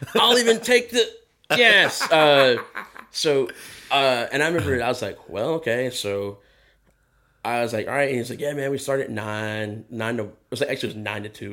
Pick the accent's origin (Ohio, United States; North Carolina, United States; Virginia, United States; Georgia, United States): Georgia, United States; Athens; moved away; I grew up in Georgia, I grew up in Athens